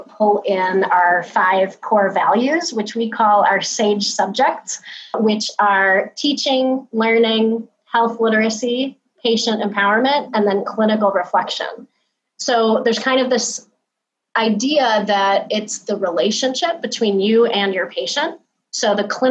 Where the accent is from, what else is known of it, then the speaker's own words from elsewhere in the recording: Chicago, Illinois, United States; I am from the Chicagoland area